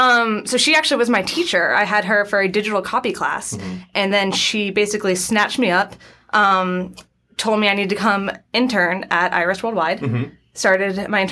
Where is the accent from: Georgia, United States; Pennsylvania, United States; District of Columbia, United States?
Georgia, United States; Atlanta; I grew up in Atlanta.